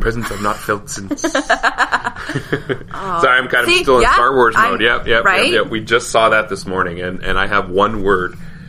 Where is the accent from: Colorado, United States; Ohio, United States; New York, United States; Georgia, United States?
Colorado, United States; Denver; moved away as an adult; now in California, United States; I'm from Colorado, yeah. I was Kansas adjacent, Denver.